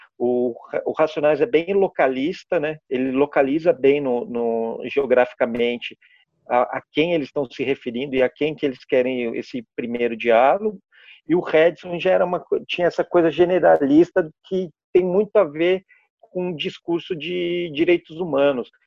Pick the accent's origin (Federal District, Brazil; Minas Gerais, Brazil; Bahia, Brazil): Minas Gerais, Brazil; Pouso Alegre; also born or lived in Santo André / São Paulo; eu sou de Pouso Alegre. Na, eu, na, na, verdade, eu nasci em Santo André, mas eu fui vim na minha pré-adolescência para Pouso Alegre, e morei aqui até a, o terceiro colegial.